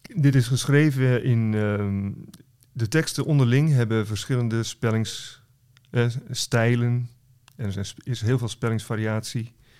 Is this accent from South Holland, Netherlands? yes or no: no; West Friesland, North Holland, Netherlands; Ik kom zelf uit West-Friesland, wat in Noord-Holland is